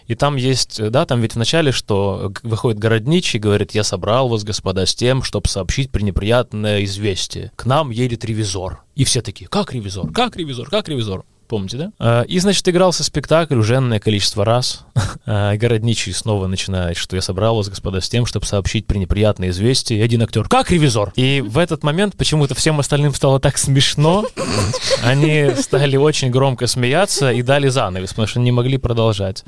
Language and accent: Russian; Luhansk, Luhansk Oblast, Ukraine; moved away; also born or lived in Kyiv, Ukraine; я приехал из Луганска, с такого ну, провинциального города